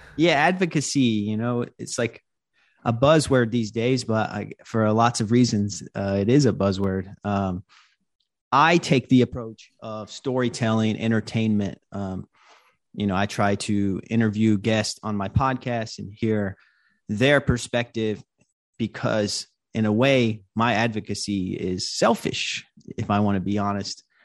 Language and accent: English; Hope Mills, North Carolina, United States; now in Brooklyn, United States; I live in Brooklyn, New York, but I grew up in North Carolina. I grew up in Hope Mills, North Carolina.